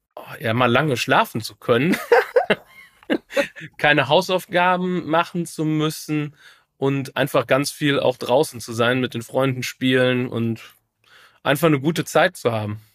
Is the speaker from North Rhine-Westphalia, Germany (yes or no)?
yes; Troisdorf, North Rhine-Westphalia, Germany; ich bin ja Spicherjung, also ein Spicher Bleimops